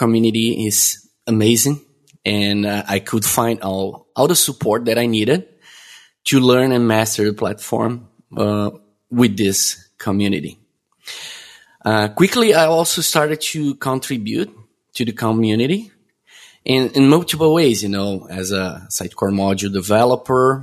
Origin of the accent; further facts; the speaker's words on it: Florianópolis, Santa Catarina, Brazil; I'm born and raised in Brazil, where I still currently live, in a city called Florianópolis